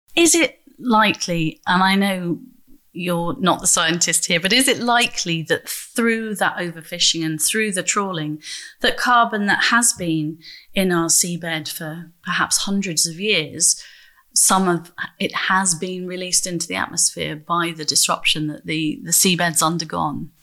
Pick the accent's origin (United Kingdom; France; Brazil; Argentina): United Kingdom; Grimsby, Yorkshire and the Humber; I'm from Grimsby